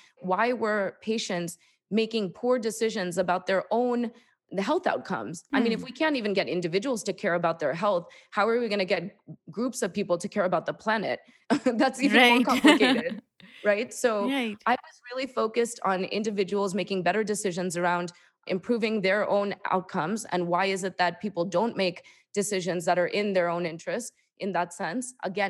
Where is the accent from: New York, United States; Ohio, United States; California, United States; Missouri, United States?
New York, United States; And then I went to Columbia University. I'm from New York.